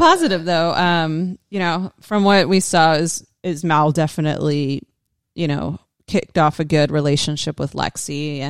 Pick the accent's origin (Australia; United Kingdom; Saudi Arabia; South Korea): Australia; I'm an Aussie.